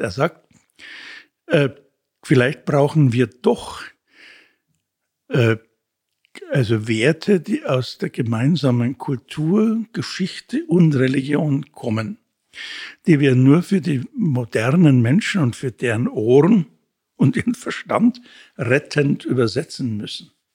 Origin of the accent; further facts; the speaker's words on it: Munich, Bavaria, Germany; in St. Wolfgang in der Ballernstraße, das war die Pfarrei, wo ich aufgewachsen bin